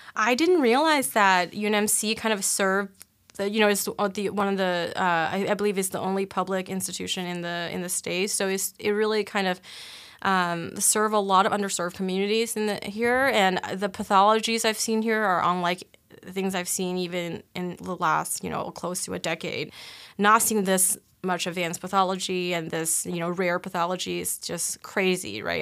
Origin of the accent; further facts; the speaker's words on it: Cleveland, Ohio, United States; moved away as an adult; also born or lived in Boston / Miami; now in Omaha, United States; I'm originally from Cleveland